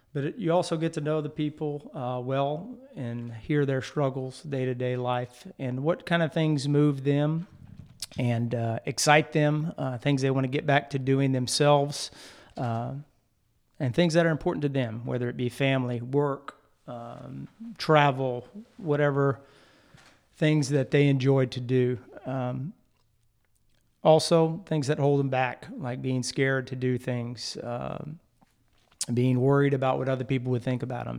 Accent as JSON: {"language": "English", "area": "Jeff Davis Parish", "region": "Louisiana", "country": "United States", "tie": "born or raised there", "also_born_or_lived": "Lake Charles, Louisiana", "said": "I'm also from Lake Charles, uh, but I grew up in Jeff Davis Parish"}